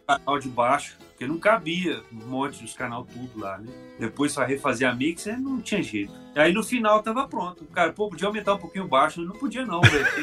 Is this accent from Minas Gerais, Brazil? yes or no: yes; Belo Horizonte, Minas Gerais, Brazil; now in Petrópolis, Brazil; sou de Belo Horizonte e já brinquei de música quando eu era menino